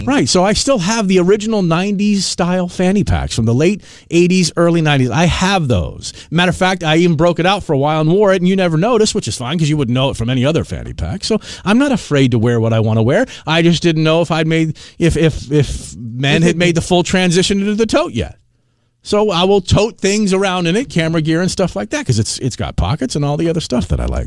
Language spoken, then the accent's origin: English; Washington, District of Columbia, United States; my hometown of Washington, D.C.